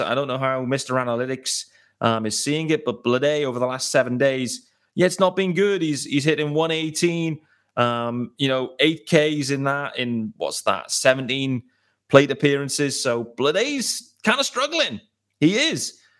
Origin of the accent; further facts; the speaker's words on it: United Kingdom; I am extremely excited as a British baseball fan